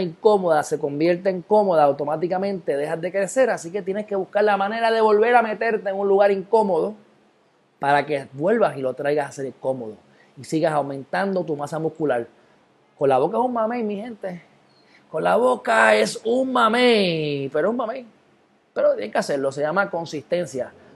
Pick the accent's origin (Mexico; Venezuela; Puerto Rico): Puerto Rico; soy puertorriqueño